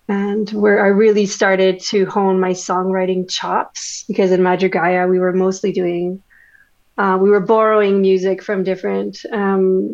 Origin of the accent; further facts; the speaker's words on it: Winnipeg, Manitoba, Canada; first language French; English is a second language; born and raised in Winnipeg, born in a French family. So, French is my first language.